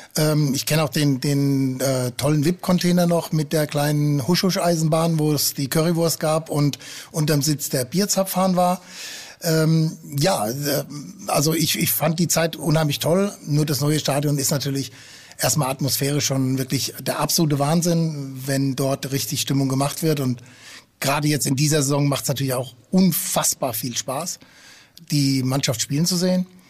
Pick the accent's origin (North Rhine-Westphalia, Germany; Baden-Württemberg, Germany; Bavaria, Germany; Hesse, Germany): Hesse, Germany; Frankfurt am Main; also born or lived in Friesland; now in Hamburg, Germany; Ich bin äh, gebürtig aus Friese, äh, bin aber in Frankfurt am Main aufgewachsen.